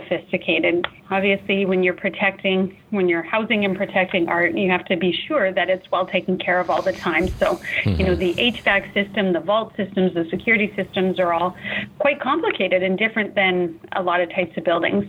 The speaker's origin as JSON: {"language": "English", "town": "Saskatoon", "region": "Saskatchewan", "country": "Canada", "tie": "born or raised there", "said": "I am born and raised in Saskatoon. I have strong family roots here in the city"}